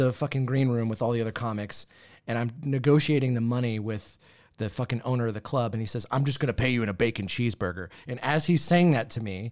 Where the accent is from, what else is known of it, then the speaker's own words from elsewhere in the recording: Yakima, Washington, United States; I grew up in Yakima